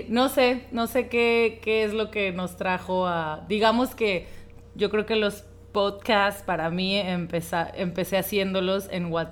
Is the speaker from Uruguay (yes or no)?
no; Argentina; de Argentina.